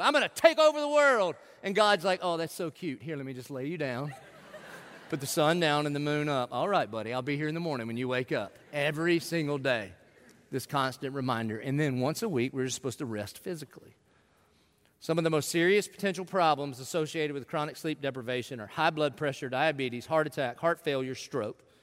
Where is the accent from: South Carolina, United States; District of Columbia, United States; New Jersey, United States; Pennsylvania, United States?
South Carolina, United States; I grew up in in South Carolina in the 70s and 80s